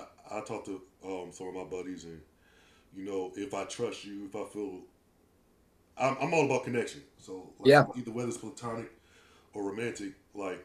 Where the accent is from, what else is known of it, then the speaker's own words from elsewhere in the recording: Maryland, United States; now in Cleveland, Tennessee, United States; I'm originally from Maryland